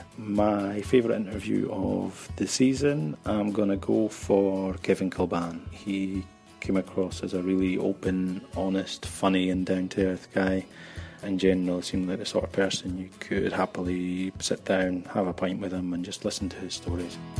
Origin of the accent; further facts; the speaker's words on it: Scotland, United Kingdom; now in Barcelona, Spain; I'm originally from Scotland, but now living in Barcelona.